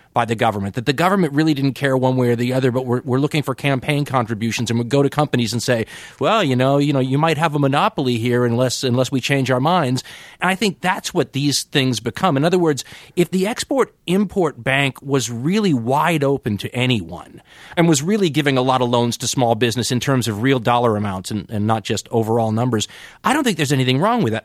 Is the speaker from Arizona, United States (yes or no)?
no; Los Angeles, California, United States; moved away; I'm from Los Angeles originally